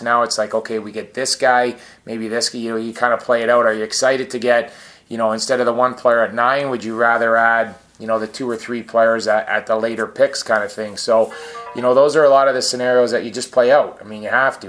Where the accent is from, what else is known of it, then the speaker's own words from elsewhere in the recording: Scarborough, Ontario, Canada; moved away; grew up in Scarborough where I'm from